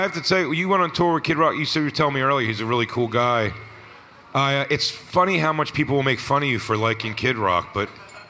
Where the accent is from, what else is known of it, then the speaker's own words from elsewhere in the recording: Philadelphia, Pennsylvania, United States; now in New York, United States; I grew up in Philly